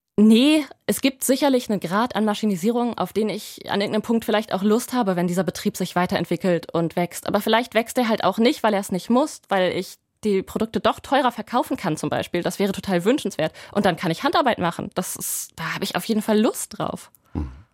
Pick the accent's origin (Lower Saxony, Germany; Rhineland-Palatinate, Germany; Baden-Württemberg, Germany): Lower Saxony, Germany; Ich bin ja auf dem Land groß geworden, ungefähr 50 Kilometer nördlich von da, wo ich jetzt bin